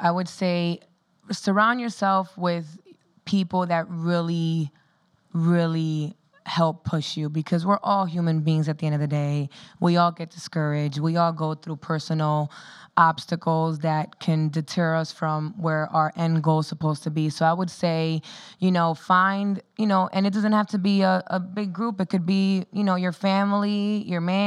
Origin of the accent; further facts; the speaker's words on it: Miami, Florida, United States; moved away as an adult; now in New York, United States; I'm from Miami